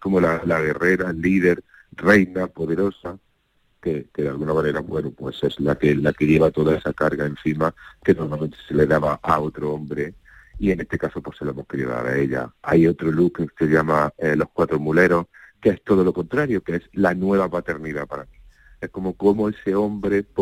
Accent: Andalusia, Spain; Hemos dejado muy claro que somos de Andalucía, que venimos de ahí, que tenemos fuerza y que vamos a luchar por, por nuestra Andalucía

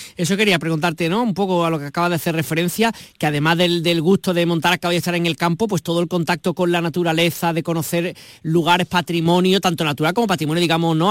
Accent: Argentina; Soy argentina

